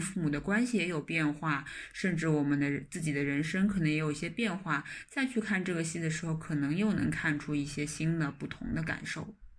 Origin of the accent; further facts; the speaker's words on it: China; 因为我们中国人